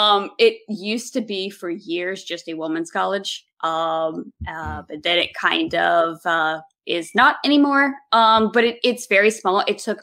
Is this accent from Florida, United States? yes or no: no; Mechanicsville, Virginia, United States; I grew up here. I was born here. I grew up here. I went to school for 4 years in another small town in Virginia. And then came back here.